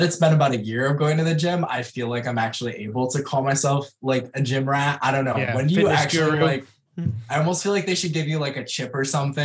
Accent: Rochester, United States; I am a creative from the Rochester area

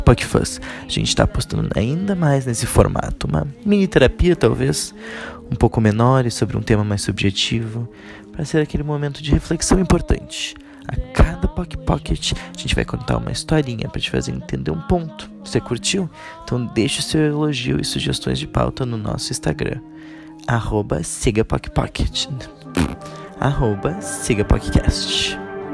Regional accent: Porto Alegre, Rio Grande do Sul, Brazil; moved away as an adult; also born or lived in New York, United States; Nasci na pacata cidade de Porto Alegre. Sim, eu sou sulista

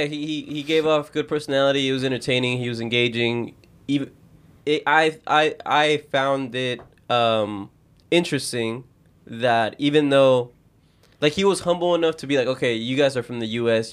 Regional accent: United States; we're American

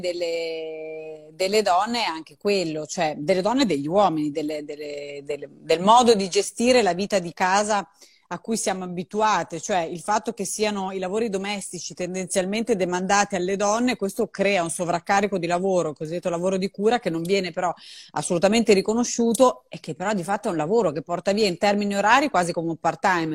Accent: Emilia-Romagna, Italy; so fare un'unica cosa da romagnola

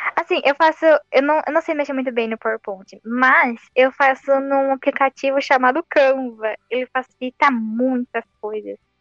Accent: Santo André, São Paulo, Brazil; Eu sou de Santo André.

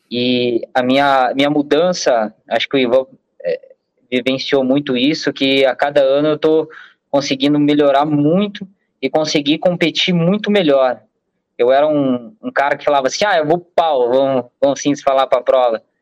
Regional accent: Curitiba, Paraná, Brazil; Para quem não sabe, eu sou de Curitiba.

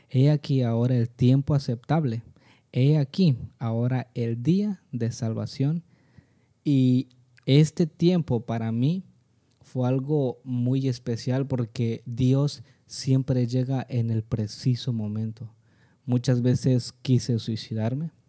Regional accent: San Mateo del Mar, Oaxaca, Mexico; soy originario de San Mateo del Mar, a 30 minutos de Salina Cruz.

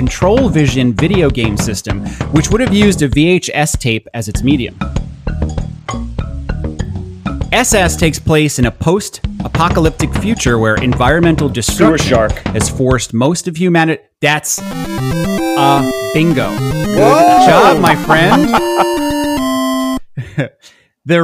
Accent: Long Island, New York, United States; I'm very from Long Island. I do a lot to cover it up.

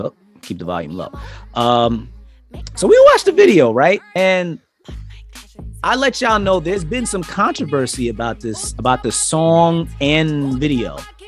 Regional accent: New York, United States; we're all from New York

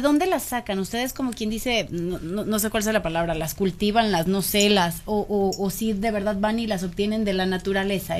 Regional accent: León, Guanajuato, Mexico; Yo como ciudadana, como leonesa, como panza verde de corazón

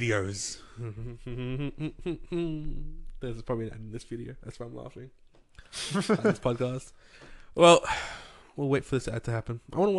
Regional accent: New South Wales, Australia; we are people from New South Wales.

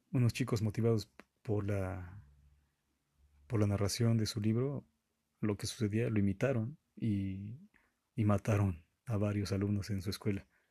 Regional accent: Mexico; yo soy de México.

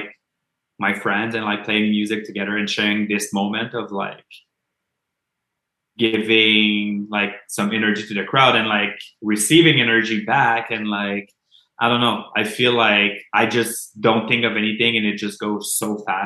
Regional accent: Montreal, Quebec, Canada; accent: Quebec accent; Montreal is like my hometown

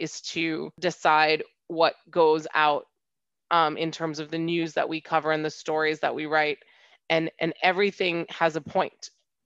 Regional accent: Hong Kong; also born or lived in United States / London; I'm half French and half Indian, and I grew up in Hong Kong

